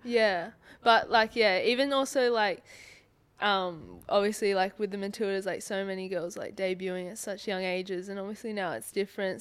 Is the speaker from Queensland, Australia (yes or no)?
no; Sydney, New South Wales, Australia; moved away as an adult; now in Perth, Australia; I'm from Sydney